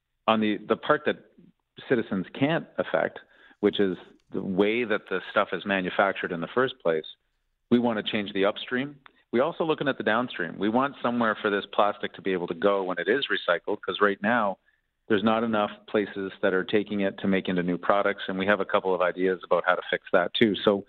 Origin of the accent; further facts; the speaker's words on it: Toronto, Ontario, Canada; now in British Columbia, Canada; I'm a hometown kid born and raised in Toronto